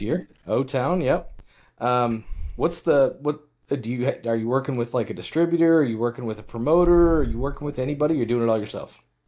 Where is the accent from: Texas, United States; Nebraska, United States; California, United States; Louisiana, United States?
Nebraska, United States; western; I grew up in, uh, big small town living in western Nebraska